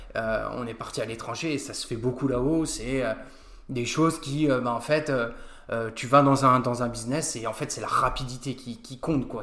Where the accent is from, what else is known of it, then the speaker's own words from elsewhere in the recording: Nancy, Grand Est, France; also born or lived in Australia; je viens de Nancy, je connais Nancy par cœur maintenant, et puis j'ai été au lycée Charles de Foucault